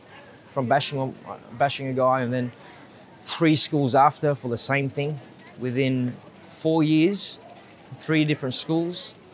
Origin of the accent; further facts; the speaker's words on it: Sydney, New South Wales, Australia; first language Vietnamese; also born or lived in Bondi; this is Cabramatta. This is my hometown.